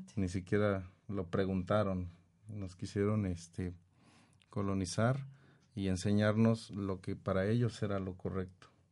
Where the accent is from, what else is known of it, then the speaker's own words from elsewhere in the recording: Mexico; Nosotros como mexicanos